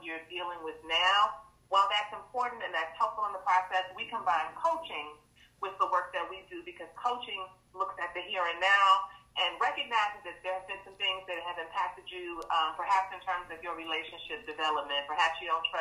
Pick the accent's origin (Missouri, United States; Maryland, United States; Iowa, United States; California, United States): Maryland, United States; Fort Washington; I was born in D.C., but raised in Fort Washington, Maryland